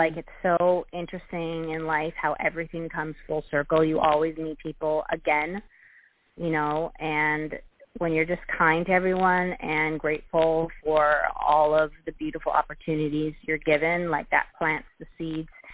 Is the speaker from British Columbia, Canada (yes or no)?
yes; Vancouver, British Columbia, Canada; now in Toronto, Canada; I'm from Vancouver originally, but I live in Toronto.